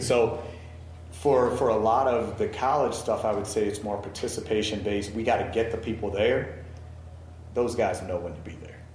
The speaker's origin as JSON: {"language": "English", "town": "Baltimore", "region": "Maryland", "country": "United States", "said": "I'm from Baltimore, so I was an Orioles guy."}